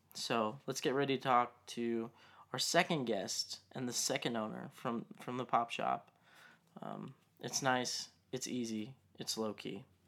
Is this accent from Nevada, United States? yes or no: yes; Las Vegas, Nevada, United States; now in Tulsa, United States; I'm originally from Vegas, but like when I came here to Tulsa